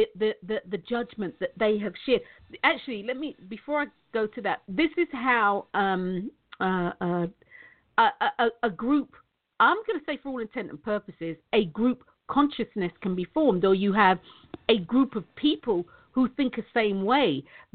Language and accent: English; London, United Kingdom; I'm from Tottenham. I used to live at the entrance. I didn't live on it, though, but I used to live at the entrance of the farm.